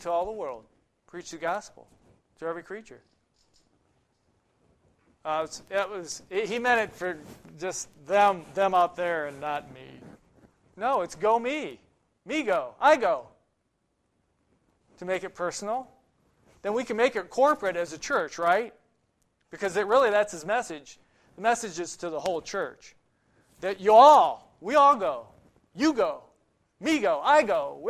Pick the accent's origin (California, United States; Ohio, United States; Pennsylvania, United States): Ohio, United States; growing up in Ohio